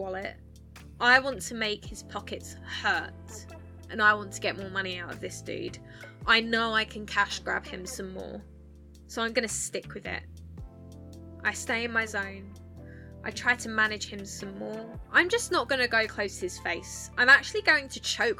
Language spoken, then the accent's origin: English; Essex, East of England, United Kingdom; accent: Essex; now in Sheffield, United Kingdom; I'm from Essex and that's that, because that's my accent and that is where I'm from.